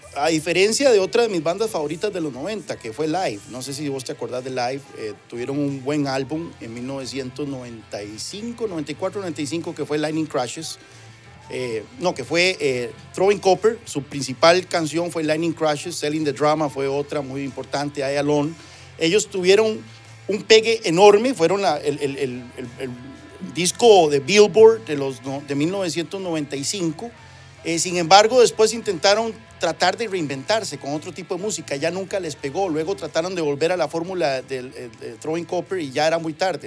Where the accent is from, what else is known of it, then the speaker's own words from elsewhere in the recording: Ciudad Quesada, Alajuela, Costa Rica; Nací, crecí, nací, crecí ahí, fui a la escuela Juan Chávez Rojas, después al Liceo San Carlos, soy orgullosamente sancarleño